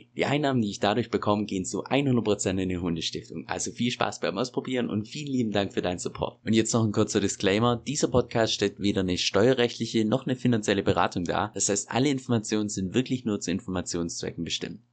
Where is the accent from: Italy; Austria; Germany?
Germany; moved away as an adult; also born or lived in Australia; als Deutscher